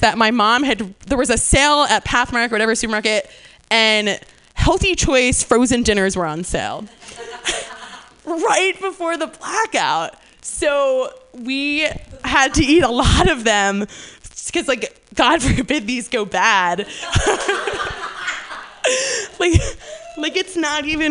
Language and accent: English; New Jersey, United States; moved away; I'm from New Jersey, and that happens a lot. We don't really have that out here because we don't really have weather, but so growing up in New Jersey in the summers